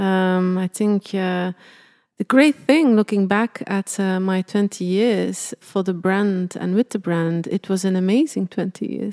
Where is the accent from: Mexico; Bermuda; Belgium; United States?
Belgium; born or raised there; moved away